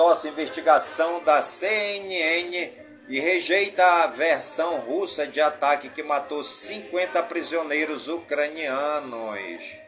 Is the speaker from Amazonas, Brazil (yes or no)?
yes; Careiro, Amazonas, Brazil; em todas as comunidades do Careiro, minha cidade natal